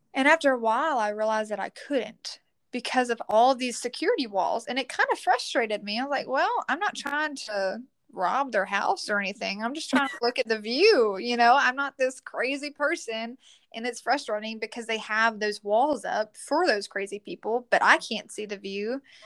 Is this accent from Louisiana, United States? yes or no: yes; Leesville, Louisiana, United States; I'm from Leesville, Louisiana, and I am 21 years old